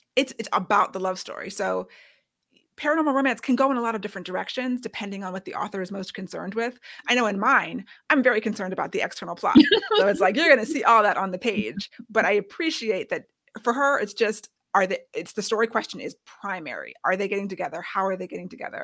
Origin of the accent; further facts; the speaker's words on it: United States; we're both American, raised on Western storyteller